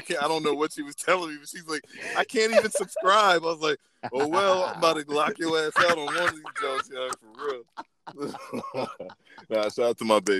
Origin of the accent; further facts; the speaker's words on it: Maryland, United States; They hear me, they're like, are you from New York? Like, no, man, I'm from Maryland.